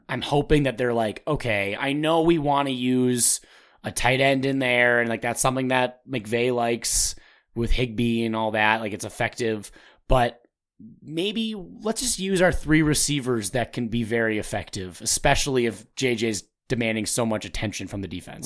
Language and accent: English; Minnesota, United States; also born or lived in New York; I'm from Minnesota.